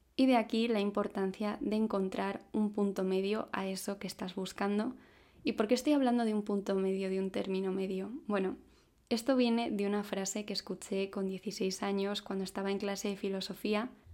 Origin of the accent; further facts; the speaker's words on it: Madrid, Community of Madrid, Spain; tengo 26 años, soy de Madrid